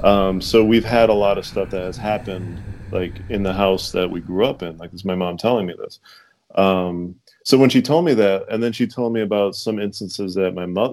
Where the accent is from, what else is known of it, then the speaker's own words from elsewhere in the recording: Fall River, Massachusetts, United States; we grew up in Fall River, Boston, and then we moved, my family moved to Fall River.